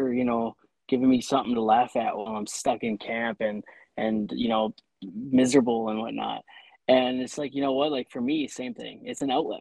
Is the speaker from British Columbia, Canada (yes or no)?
no; Ontario, Canada; moved away as an adult; also born or lived in Saskatchewan; I was, 20 years old. I moved out to Saskatchewan from Ontario.